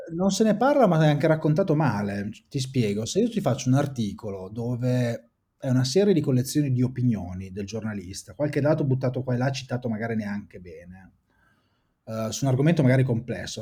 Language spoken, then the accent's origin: Italian; Saronno, Lombardy, Italy; also born or lived in Bologna; faceva parte del mio territorio, io sono di Saronno, quindi vengo dai dintorni di Seveso